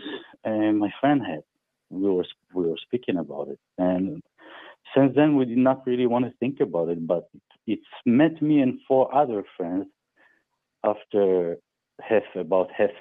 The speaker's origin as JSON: {"language": "English", "country": "Germany", "tie": "born or raised there", "said": "I grew up in Germany, in the countryside, in the deep countryside"}